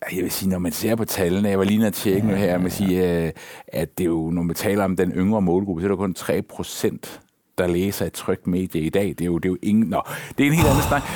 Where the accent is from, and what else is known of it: Denmark